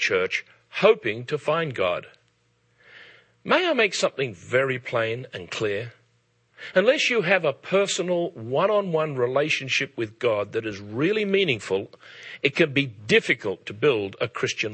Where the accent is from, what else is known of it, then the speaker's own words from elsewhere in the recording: Australia; now in England, United Kingdom; As an Australian living in England